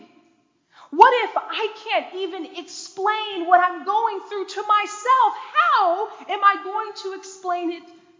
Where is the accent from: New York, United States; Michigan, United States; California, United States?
Michigan, United States; Detroit; I was born and raised in Detroit, Michigan